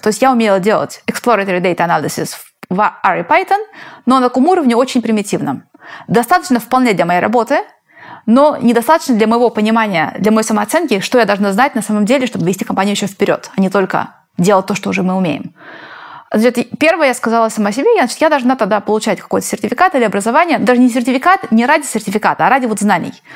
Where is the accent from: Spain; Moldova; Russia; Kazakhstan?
Spain; now in Silicon Valley, United States; я из Испании